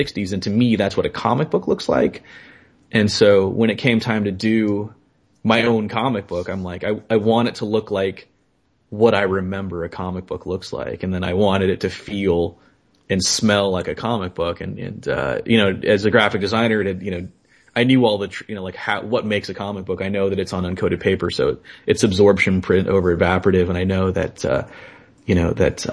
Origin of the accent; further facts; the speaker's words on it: Los Angeles, California, United States; being a Hispanic kid growing up in Los Angeles